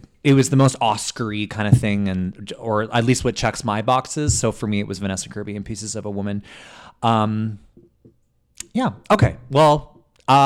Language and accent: English; Canada; that's why we're Canadian.